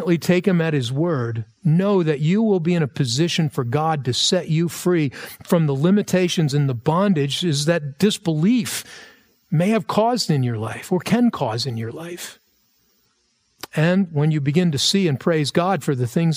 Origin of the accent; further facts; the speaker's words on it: United States; for us as American Christians.